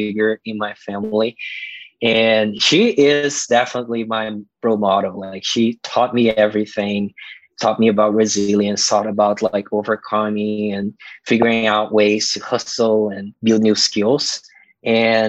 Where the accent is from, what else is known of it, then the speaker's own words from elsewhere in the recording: Brazil; moved away; growing up in Brazil in this poor neighborhood, it was very violent